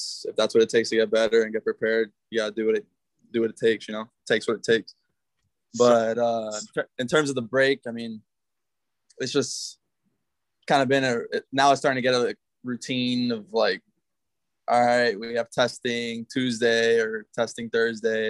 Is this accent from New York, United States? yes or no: no; South Florida, United States; moved away; I'm from South Florida